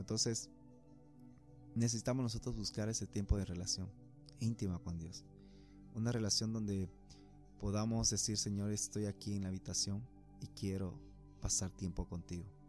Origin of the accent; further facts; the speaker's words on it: Puerto Quijarro, Santa Cruz, Bolivia; moved away as an adult; now in Santa Cruz de la Sierra, Bolivia; cuando yo vine de Puerto Quijarras a Santa Cruz, ya salido de, bachiller, de la promoción, para decidir estudiar una carrera